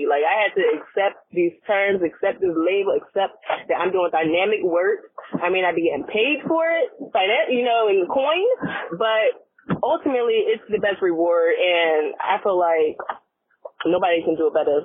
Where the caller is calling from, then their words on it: Virginia, United States; I'm calling from Virginia